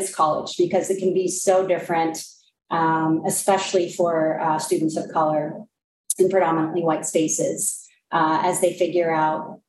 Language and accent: English; Snohomish, Washington, United States; moved away as an adult; I grew up in Snohomish, Washington